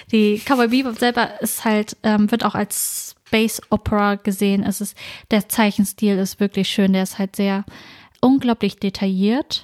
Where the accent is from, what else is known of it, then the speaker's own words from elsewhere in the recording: Norden, Lower Saxony, Germany; ich komme aus Norden, mhm. einer kleinen Stadt in Ostfriesland